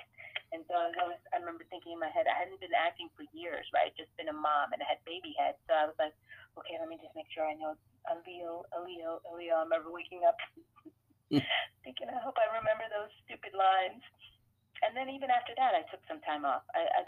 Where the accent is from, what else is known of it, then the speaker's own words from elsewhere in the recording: Sacramento, California, United States; And then I'd be like, oh, I'm sorry, I'm from Sacramento. I don't know what you're saying, right?